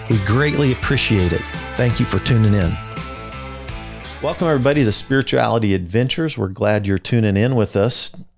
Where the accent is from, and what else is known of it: Wichita, Kansas, United States; born or raised there